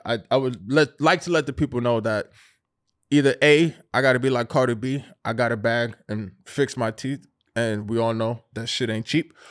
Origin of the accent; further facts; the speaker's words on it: New York, United States; we're from New York